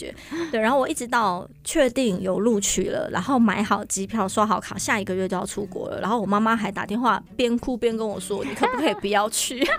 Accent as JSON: {"language": "Chinese", "country": "Taiwan", "tie": "born or raised there", "said": "我们在台湾长大，"}